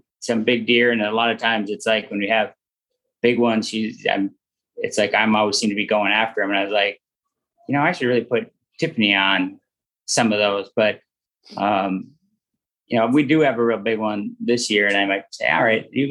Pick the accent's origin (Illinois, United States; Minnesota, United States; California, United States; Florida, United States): Minnesota, United States; growing up in Minnesota